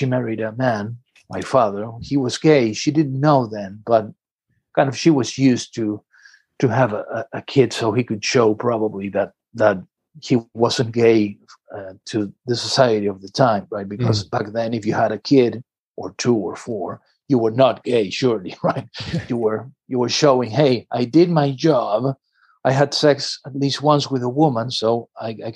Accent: Buenos Aires, Argentina; now in Dorking, United Kingdom; I grew up in a city called Buenos Aires in Argentina

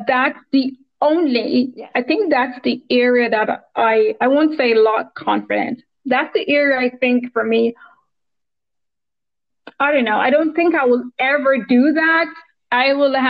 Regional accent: Jamaica; I grew up in Jamaica near the beach

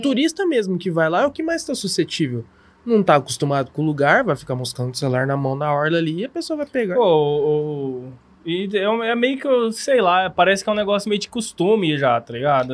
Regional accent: interior of São Paulo state, Brazil; mesmo sendo interior, nosso interior não tem um sotaque igual de São Paulo capital

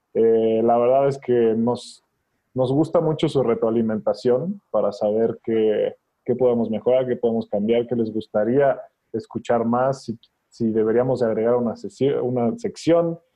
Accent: Mexico; estamos haciendo como mexicanos

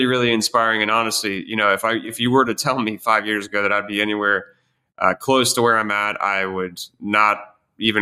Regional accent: Columbus, Ohio, United States; moved away; also born or lived in Pittsburgh, Pennsylvania; I was born in Pittsburgh, Pennsylvania, moved to Columbus, Ohio

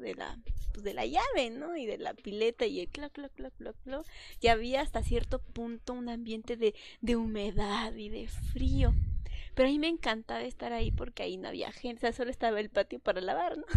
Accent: Mexico; born or raised there; moved away

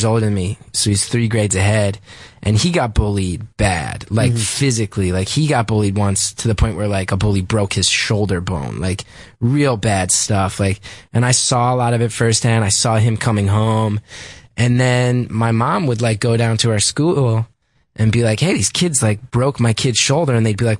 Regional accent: West Orange, New Jersey, United States; a lot of it took place in West Orange, my hometown

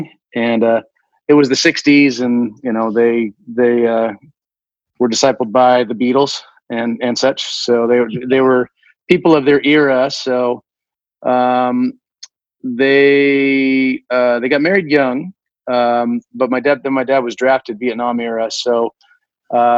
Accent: Washington, United States; I grew up in Washington

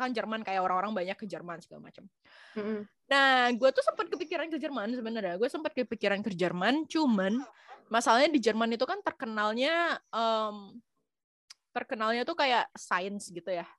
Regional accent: Batam, Riau Islands, Indonesia; moved away as an adult; also born or lived in Jakarta; now in France; gua aslinya Batam. Gua tuh dari Batam

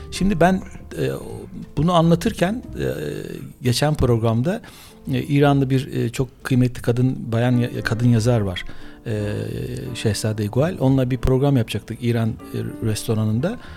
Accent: Büyükada, Istanbul, Turkey; born there; 9 Temmuz doğumluyum. İkizler Burcu. Ee, bir doğum doğum da enteresan. Çünkü şöyle büyük Büyükada'da o zaman böyle doğum hastanesi yok 1960'lı yıllarda.

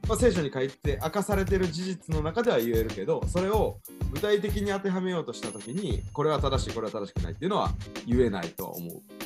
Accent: Kansai, Japan; accent: Kansai dialect; also born or lived in Tokyo; 関西弁喋ってても、はいはい関西人やってるな俺

